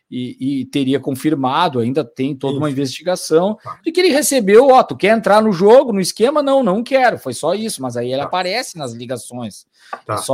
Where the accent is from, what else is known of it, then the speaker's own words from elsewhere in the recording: Rio Grande do Sul, Brazil; Como gaúcho, tem né? muita cara.